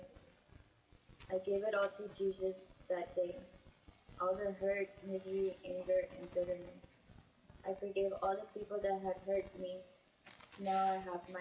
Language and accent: English; San Angelo, Texas, United States; I was born in San Angelo, Texas